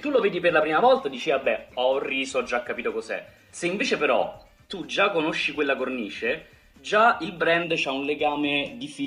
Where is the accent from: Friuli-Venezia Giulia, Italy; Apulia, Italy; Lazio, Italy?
Lazio, Italy; Rome; Io che sono di Roma